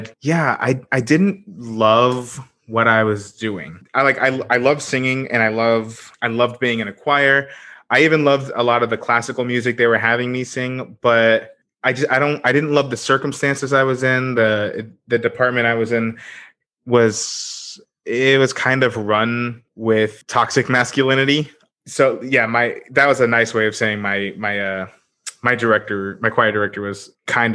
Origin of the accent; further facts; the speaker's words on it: Daytona Beach, Florida, United States; also born or lived in Bronx, New York / Port Orange, Florida; now in St. Petersburg, United States; I grew up in the Daytona Beach area after moving down here from New York back when I was a wee lad